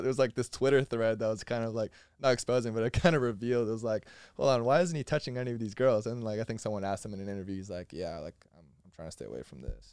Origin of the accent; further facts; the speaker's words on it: Florida, United States; I'm from Florida.